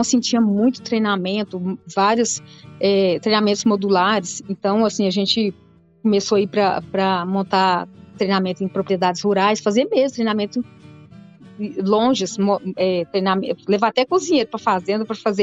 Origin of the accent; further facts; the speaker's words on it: Santa Helena de Goiás, Goiás, Brazil; also born or lived in Rio Verde; nasci em Rio Verde, só nasci, mas sempre morei em Santa Helena. É, até, até início da faculdade, né, eu morei em Santa Helena